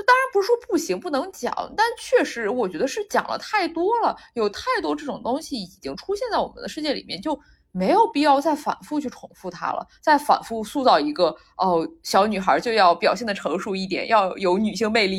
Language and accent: Chinese; Shandong, China; 就因为我看了他的舞台啊，就我作为一个山东人，但是我之前完全不认识他